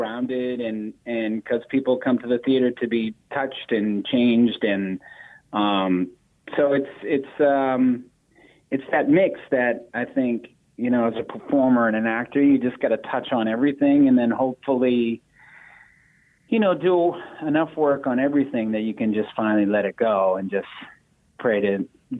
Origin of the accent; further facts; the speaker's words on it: Boston, Massachusetts, United States; growing up in Boston